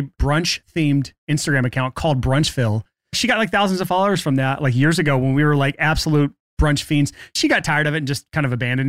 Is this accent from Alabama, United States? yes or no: yes; Alabama, United States; I'm from Alabama.